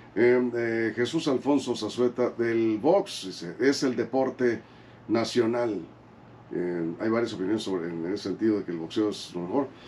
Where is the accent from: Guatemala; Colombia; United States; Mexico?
Mexico